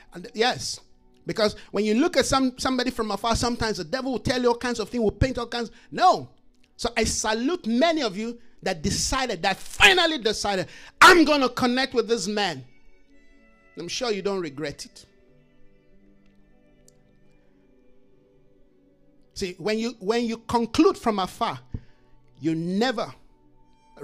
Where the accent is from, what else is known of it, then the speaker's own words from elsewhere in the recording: Jos, Plateau, Nigeria; moved away; I grew up in Jos, Nigeria